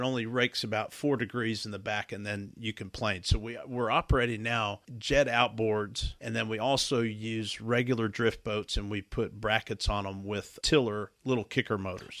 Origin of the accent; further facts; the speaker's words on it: the South, United States; growing up in the South